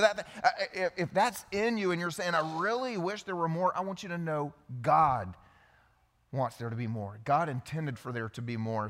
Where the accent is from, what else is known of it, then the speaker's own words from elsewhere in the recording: the South, United States; I grew up in the South, old school generation